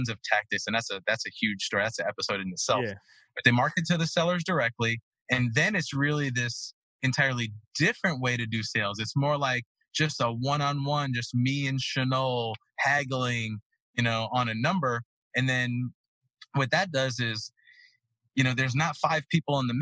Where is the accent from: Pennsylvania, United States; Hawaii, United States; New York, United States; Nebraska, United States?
New York, United States; New York City; now in Florida, United States; Growing up in Brooklyn